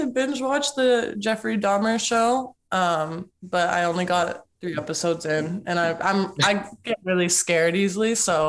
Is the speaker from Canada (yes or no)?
yes; Toronto, Ontario, Canada; I'm also a Toronto girl.